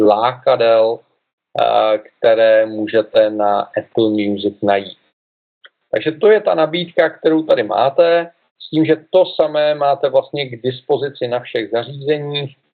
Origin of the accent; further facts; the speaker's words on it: Czechia; U nás v Čechách